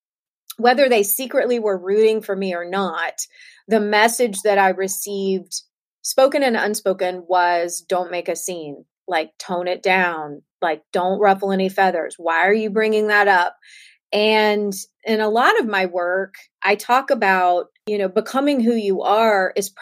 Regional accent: Southern United States, United States; I was raised in the South of the United States.

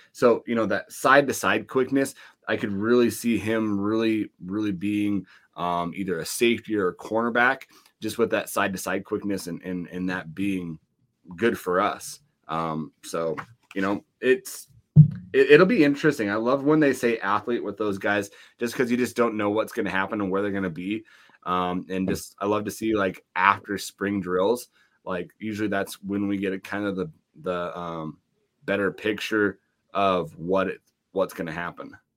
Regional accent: Laurel, Montana, United States; my hometown of Laurel, Montana

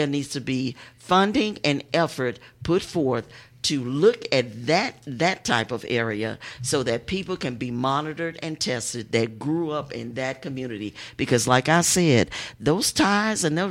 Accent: Houston, Texas, United States; a lot of us were born in Fifth Ward. I was born on Lyons Avenue.

